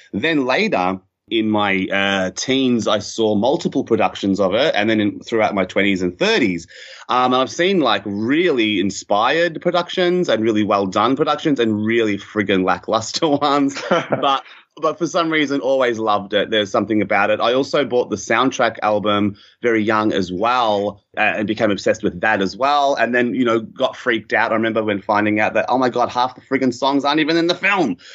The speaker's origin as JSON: {"language": "English", "town": "Melbourne", "region": "Victoria", "country": "Australia", "tie": "born or raised there", "said": "as a kid growing up in Melbourne suburbs"}